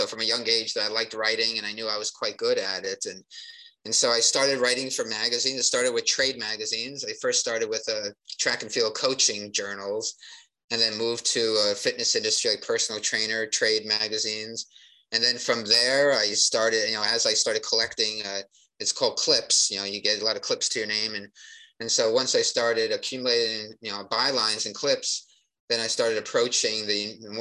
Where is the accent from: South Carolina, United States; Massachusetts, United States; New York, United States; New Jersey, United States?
New Jersey, United States; I grew up in New Jersey